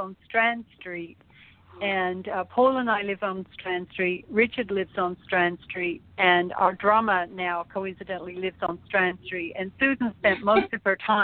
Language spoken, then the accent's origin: English; London, United Kingdom; moved away as an adult; now in United States; I'm from London, but I've lived here my entire adult life.